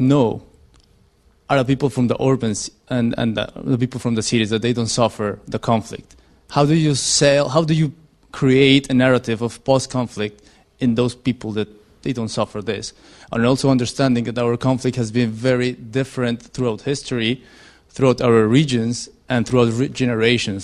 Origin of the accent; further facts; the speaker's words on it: Colombia; now in London, United Kingdom; I'm from Colombia